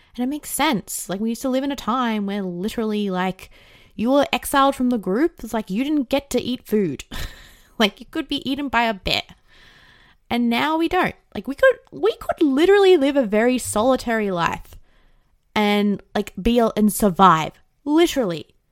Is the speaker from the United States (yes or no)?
no; Australia; I didn't really have that growing up in Australia